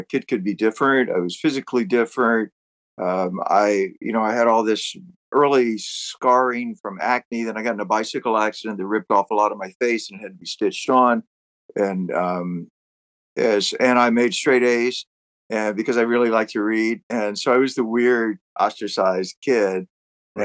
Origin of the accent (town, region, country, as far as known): Georgetown, South Carolina, United States; born or raised there